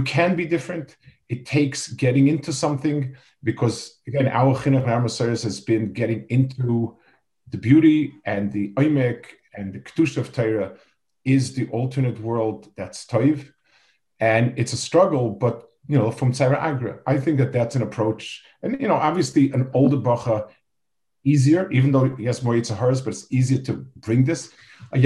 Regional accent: New York City, New York, United States; I grew up in Lower East Side.

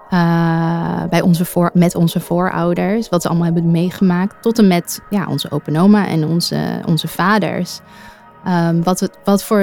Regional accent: Amsterdam, North Holland, Netherlands; Ik ben 31 jaar oud. Ik kom uit Amsterdam en woon met mijn bijna driejarig dochtertje en mijn man in Amsterdam West. Mijn moeder is Italiaans en mijn vader is geboren in Indonesië, in Manado, op het eiland Sulawesi.

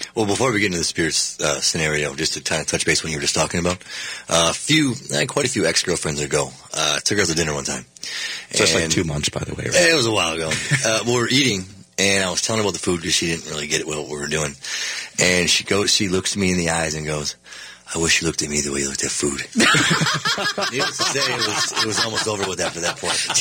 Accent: Minnesota, United States; we're from Minnesota

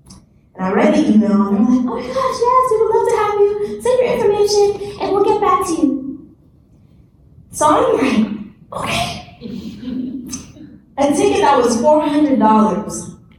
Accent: Nigeria; And I'm Nigerian, so I was very excited to see this.

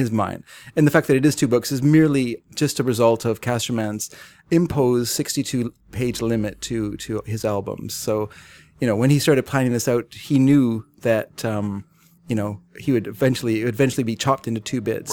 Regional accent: England, United Kingdom; I'm English

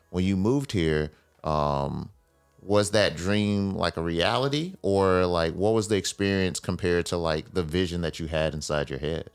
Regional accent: Mississippi, United States; I grew up in Mississippi

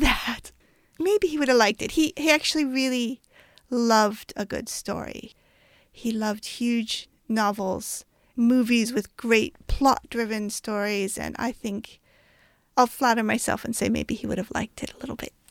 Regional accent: New Mexico, United States; I grew up in New Mexico

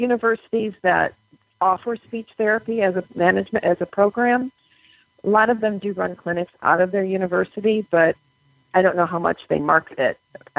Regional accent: Monroe, Michigan, United States; now in Ohio, United States; I am from Monroe, Michigan, so I don't like being in Ohio too much either. And I'm kind of stuck here.

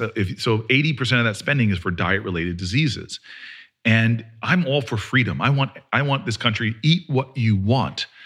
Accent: New Jersey, United States; I'm from Jersey

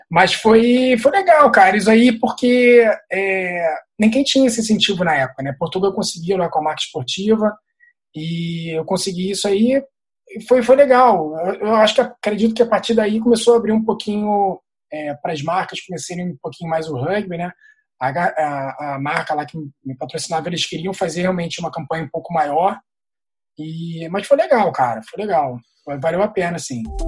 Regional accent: Rio de Janeiro, Brazil; eu sou do Rio

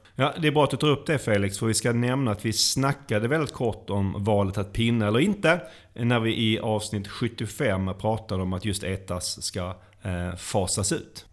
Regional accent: Sweden; vi som svenskar

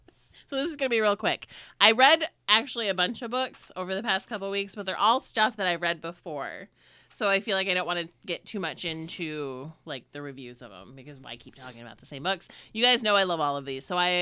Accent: Michigan, United States; So growing up in Northern Michigan and like in like a lower middle class family, like we didn't have cable or anything like that. We just had the four channels that you got up in Northern Michigan.

